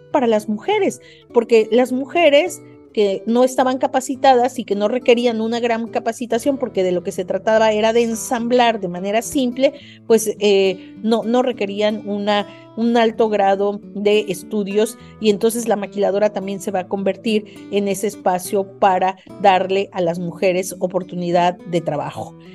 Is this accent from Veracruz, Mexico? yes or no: no; Mexico City, Mexico; moved away as an adult; now in Tijuana, Mexico; yo soy de la Ciudad de México, me vine a estudiar aquí eh, una maestría